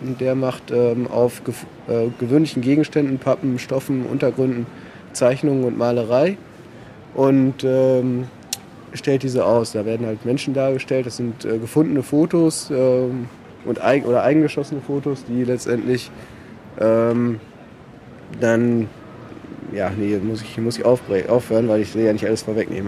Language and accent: German; Paderborn, North Rhine-Westphalia, Germany; also born or lived in Hamburg / France / South America; bin Paderborner, habe dann äh, ein bisschen studiert in Hamburg und Frankreich, Südamerika, bin dann wiedergekommen nach Paderborn